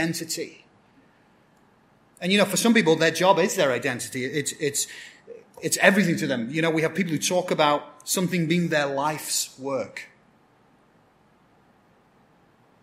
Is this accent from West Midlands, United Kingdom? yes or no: no; Blackburn, North West England, United Kingdom; moved away; My hometown in England is a town called Blackburn, so I'm what you call a Blackburnian